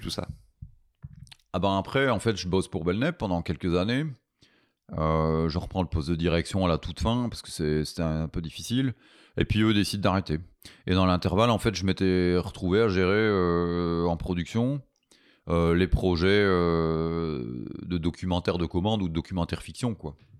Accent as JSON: {"language": "French", "country": "Belgium", "said": "je suis un Belge"}